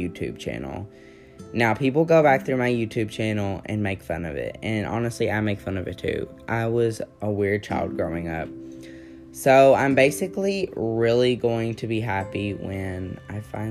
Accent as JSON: {"language": "English", "region": "Kentucky", "country": "United States", "said": "I'm from Kentucky"}